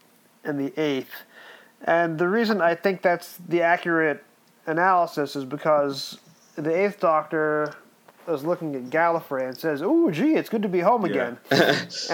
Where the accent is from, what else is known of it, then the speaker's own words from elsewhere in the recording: United States; accent: American; my accent American wise is the same as the Empire State Building tour guide